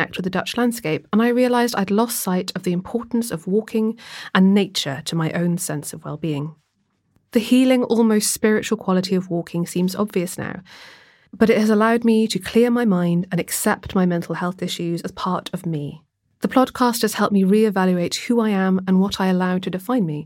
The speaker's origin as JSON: {"language": "English", "town": "Swansea", "region": "Wales", "country": "United Kingdom", "tie": "born or raised there", "said": "growing up in Swansea"}